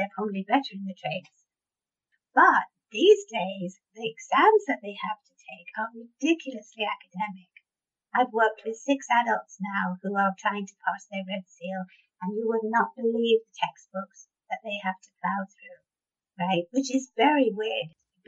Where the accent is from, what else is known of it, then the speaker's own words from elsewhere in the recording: United Kingdom; I'm so British